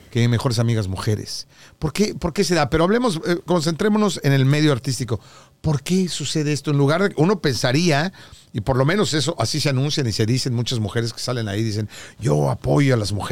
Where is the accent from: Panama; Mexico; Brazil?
Mexico; now in United States